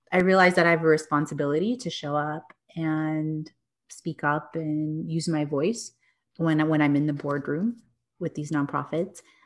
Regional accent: Texas, United States; also born or lived in New York; I grew up in Texas, did the New York thing for a few years, came back, and yeah, I live here in Dallas

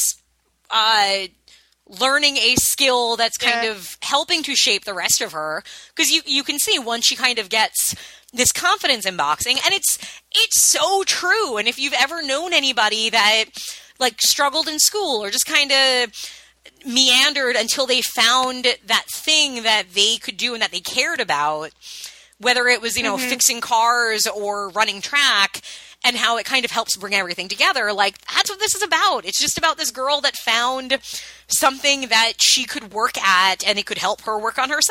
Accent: suburban Long Island, New York, United States; me having grown up a white girl in suburban Long Island

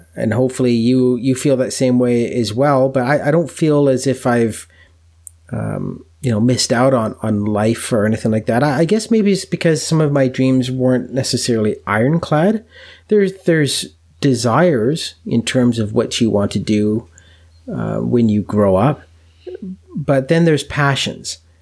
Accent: Canada; being a Canadian

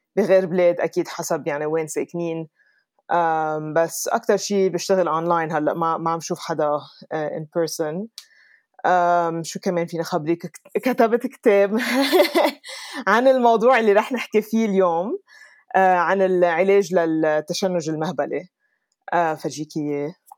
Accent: Lebanon; moved away as an adult; also born or lived in Dubai, United Arab Emirates / London, United Kingdom / New York, United States / California, United States; now in Colorado, United States; ربيت بلبنان بس سافرت كتير

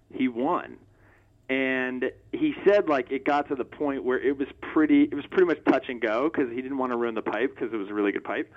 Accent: Los Angeles, California, United States; I grew up in Los Angeles

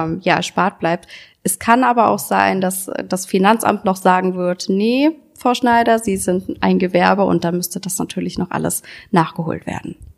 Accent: Solingen, North Rhine-Westphalia, Germany; Ich komme aus Solingen, wie ihr jetzt schon wisst

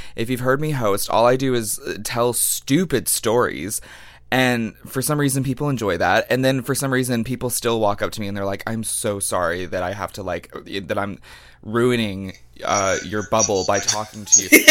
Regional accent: Longview, Texas, United States; moved away; I come from Longview, Texas

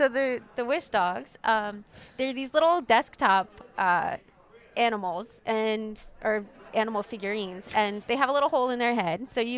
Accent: Washington, District of Columbia, United States; born there; also born or lived in Pennsylvania; So I was born up in D.C. and then spent a lot of time here as a kid growing up in Mardi Gras and everything. So I moved back here full time, I guess, about 6 or 7 years ago.

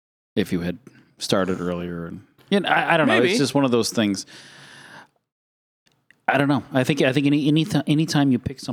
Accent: Maine, United States; I'm from Maine.

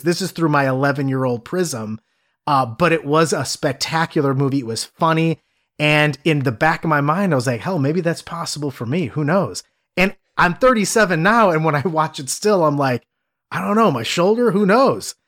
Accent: Cleveland, Ohio, United States; growing up in the Midwest. I'm from Cleveland

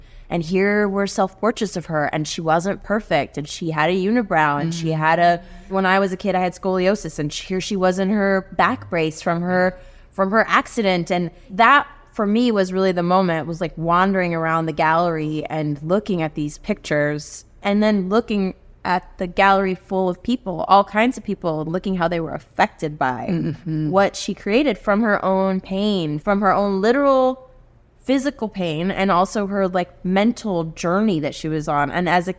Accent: Houston, Texas, United States; first language Spanish; English is a second language; also born or lived in Colombia / South America / Los Angeles; mom's Bolivian. They moved all around South America when I was a kid, but then they landed in Texas. And I think growing up in Texas was really interesting for me because, yes, I was Latina. I am Latina.

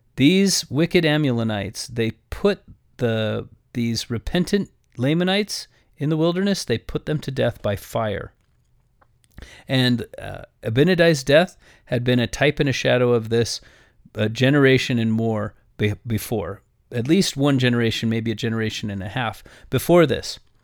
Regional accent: United States; I am an American

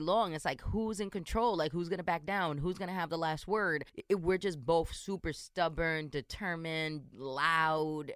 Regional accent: New York City, New York, United States; My parents are Dominican. I was born and raised in New York City

